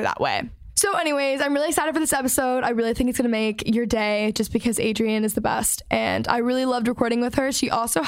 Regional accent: Texas, United States; I'm from Texas.

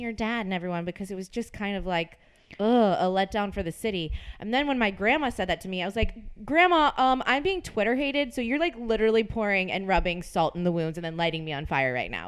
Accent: New Orleans, Louisiana, United States; moved away; I am from New Orleans

